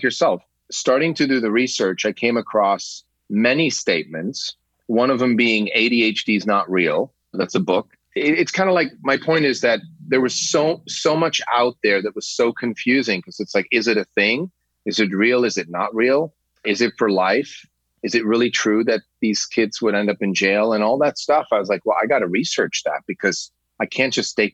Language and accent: English; Switzerland; I grew up in Switzerland.